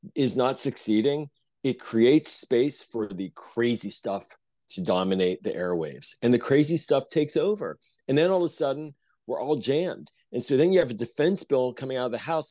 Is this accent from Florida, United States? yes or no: no; Pittsburgh, Pennsylvania, United States; now in Montgomery County, Maryland, United States; I grew up in Pittsburgh in Squirrel Hill